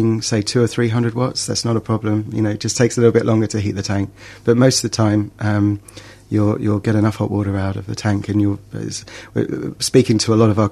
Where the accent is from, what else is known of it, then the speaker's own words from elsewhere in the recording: England, United Kingdom; moved away; you probably tell by my accent, I'm from England.